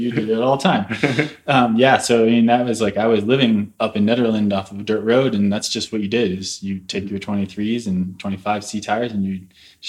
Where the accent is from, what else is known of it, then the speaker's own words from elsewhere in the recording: St. Louis, Missouri, United States; moved away as an adult; now in Boulder, United States; I'm from St. Louis originally.